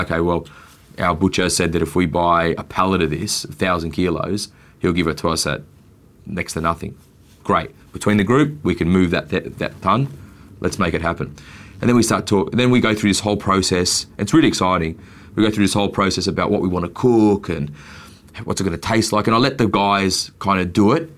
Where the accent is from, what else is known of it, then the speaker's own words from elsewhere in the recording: Australia; I'm born here and I'm Australian